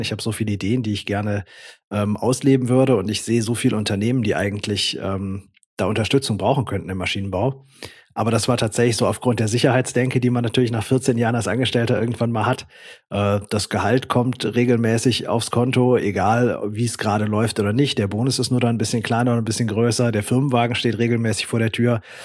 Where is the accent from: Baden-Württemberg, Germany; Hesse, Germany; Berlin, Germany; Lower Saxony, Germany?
Baden-Württemberg, Germany; Swabia; ich komme ja auch aus dem Schwabenland